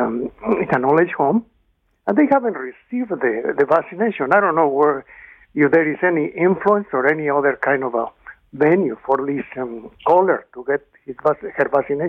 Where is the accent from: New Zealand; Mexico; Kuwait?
Mexico; now in Burlington, Canada; originally I'm from Mexico